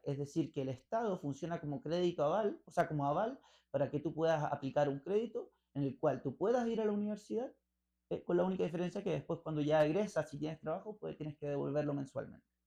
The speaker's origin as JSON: {"language": "Spanish", "country": "Chile", "also_born_or_lived": "Rosario, Argentina", "accent": "Chilean Spanish", "moved": "as an adult", "said": "yo sé que soy chileno y el español chileno es, es como el inglés escocés"}